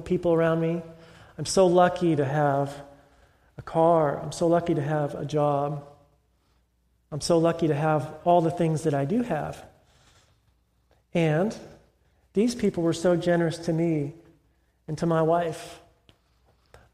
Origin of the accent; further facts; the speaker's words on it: California, United States; moved away; I'm from California